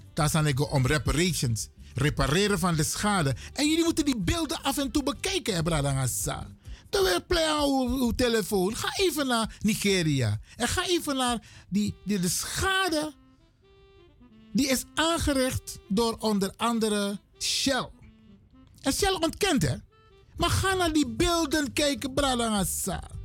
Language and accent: Dutch; Suriname; we zijn Surinamers